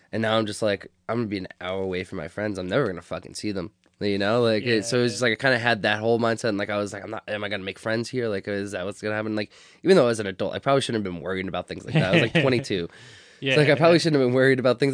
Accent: New York City, New York, United States; moved away as an adult; now in New Jersey, United States; I born and raised, like, not the city, but in Staten Island, where it's part of the city.

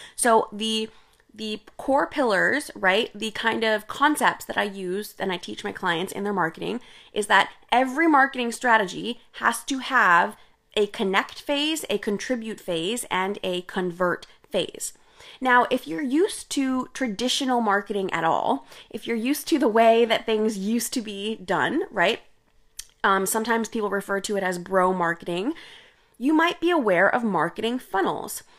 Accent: India; I'm Indian, and, uh, I grew up drinking chai

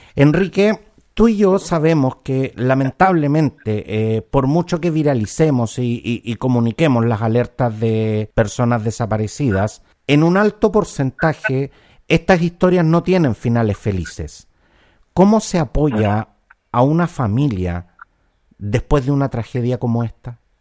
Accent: Chile; somos todos chilenos

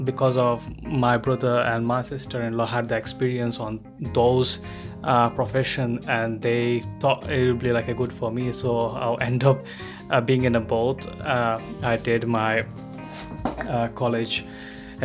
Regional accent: Bangladesh; now in United Kingdom; I'm not originally from UK, I came from Bangladesh.

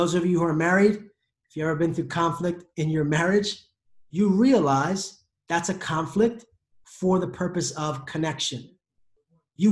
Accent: United States; I am an American

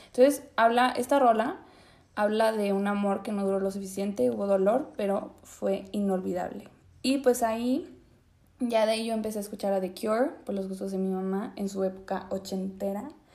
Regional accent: Zacatecas, Mexico; moved away as an adult; also born or lived in Mexico City; Nací en la Ciudad de México empezando el siglo XXI y pues cuando era bebé me fui a vivir a la ciudad de Zacatecas.

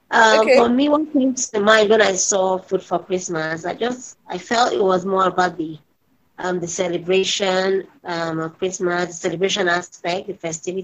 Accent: Nigeria; because I'm in Africa, I'm a Nigerian

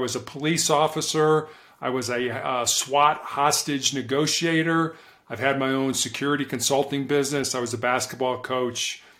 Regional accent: Chicago, Illinois, United States; also born or lived in Charleston, South Carolina; I was born and raised in Chicago, Illinois, in the United States.

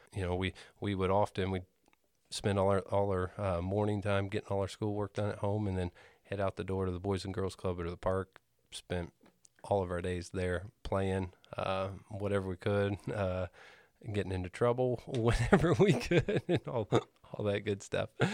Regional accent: Greenfield, Indiana, United States; I grew up in Greenfield.

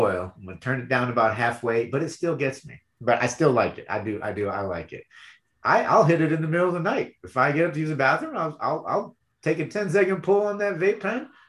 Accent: Michigan, United States; moved away; I was born and raised in Michigan

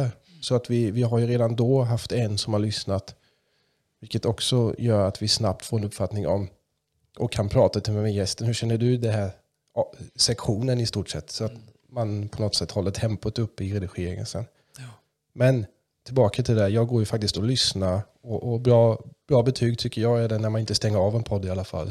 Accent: Kalmar, Kalmar County, Sweden; accent: mix of German and Kalmar; first language German; Swedish is a second language

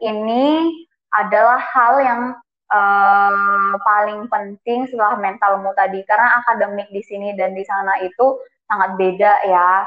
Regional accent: Indonesia; moved away; dari Indonesia

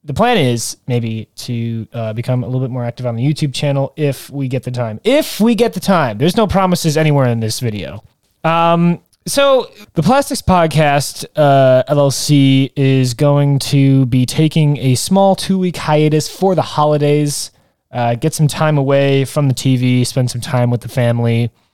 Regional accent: Detroit, Michigan, United States; I'm from Detroit, Michigan

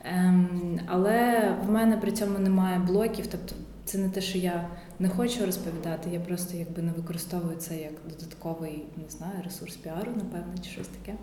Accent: Kyiv, Ukraine; Все своє дитинство я провела в цьому районі, тому я насправді навіть не знала, що таке жити не в центрі Києва

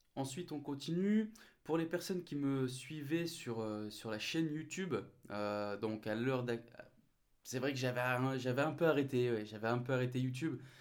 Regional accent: the Nord, Hauts-de-France, France; moved away; je remonte chez moi dans le Nord, d'où je suis originaire

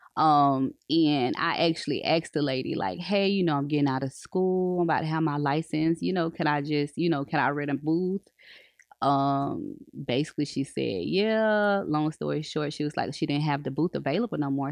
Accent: Polk County, Florida, United States; I was raised in Polk, so I've been in Polk all my life

